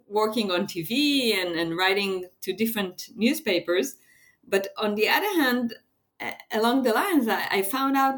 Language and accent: English; Israel; I'm from Israel, and Israel is such a small place that everybody knows everyone